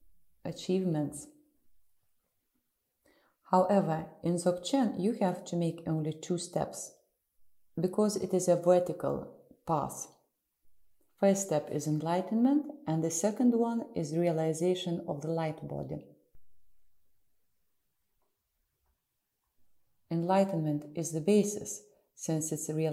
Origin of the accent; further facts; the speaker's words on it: Russia; also born or lived in Ukraine; I'm from Russia and live in the city of Moscow